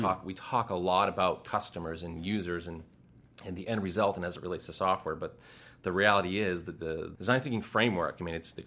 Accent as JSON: {"language": "English", "region": "Massachusetts", "country": "United States", "tie": "born or raised there", "said": "I'm from Massachusetts. I grew up in Massachusetts"}